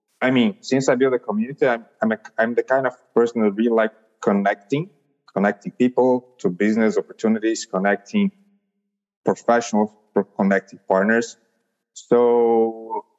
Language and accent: English; São Paulo, Brazil; I'm from Brazil, São Paulo